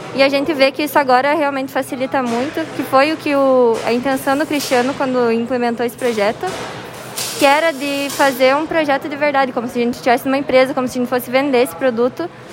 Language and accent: Portuguese; Fortaleza dos Valos, Rio Grande do Sul, Brazil; eu sou de Fortaleza dos Valos